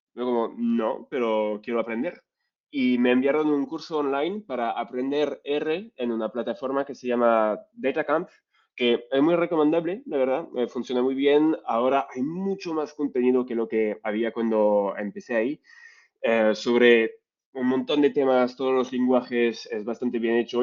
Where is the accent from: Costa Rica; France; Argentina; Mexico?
France; accent: French; Spanish is a second language; moved away as an adult; also born or lived in Vietnam; now in Spain; soy francés, como lo vais a escuchar con mi acento bastante fuerte y mi español a veces un poco, un poco débil